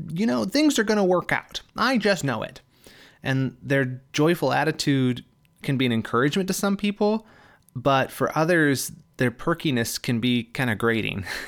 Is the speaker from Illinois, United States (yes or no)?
no; Michigan, United States; now in California, United States; I am moving from California back to my home state of Michigan.